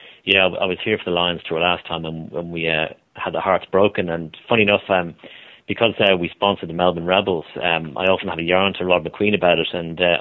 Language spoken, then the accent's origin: English; Ireland; now in Australia; growing up in Ireland